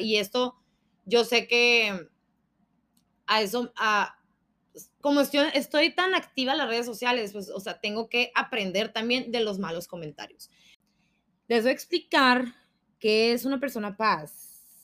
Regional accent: Sonora, Mexico; soy sonorense y nosotros gritamos

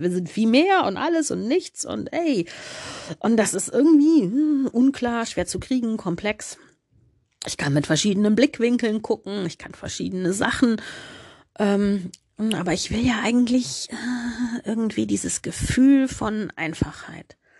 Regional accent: Germany; als Deutsche

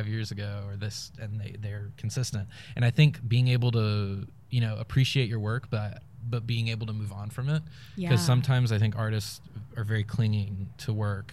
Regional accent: Raleigh, North Carolina, United States; the Raleigh I grew up in is very much gone

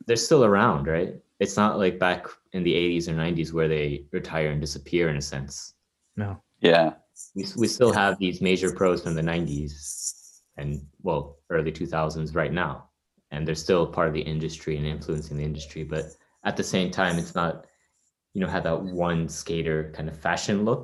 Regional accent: Canada; I'm Canadian.

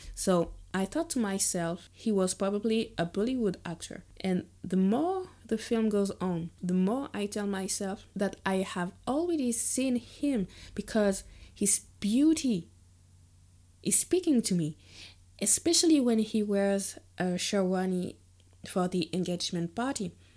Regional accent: Guadeloupe; growing up in Guadeloupe

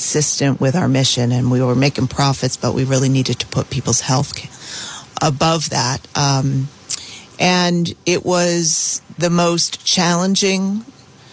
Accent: Providence, Rhode Island, United States; I was born and raised in Providence

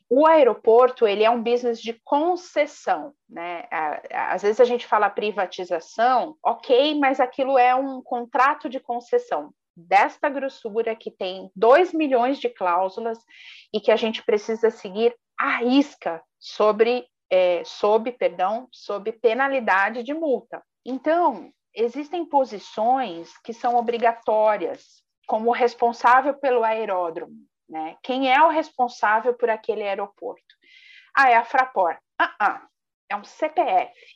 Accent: Brazil; nós brasileiros

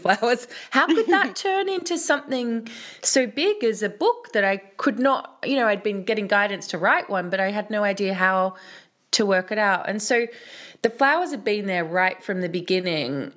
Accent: Australia; moved away; also born or lived in London; as a girl growing up in Australia

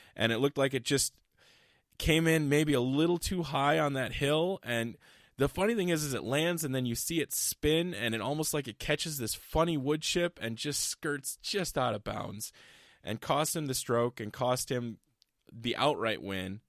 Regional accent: Iowa, United States; I'm from Iowa

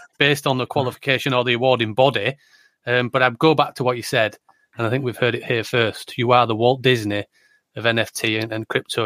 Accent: Yorkshire and the Humber, United Kingdom; I am from Yorkshire in the north of England, on the right side of the country

